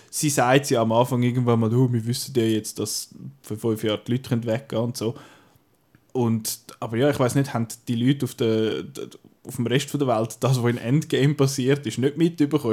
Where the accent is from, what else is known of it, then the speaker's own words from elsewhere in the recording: Switzerland; bei uns in der Schweiz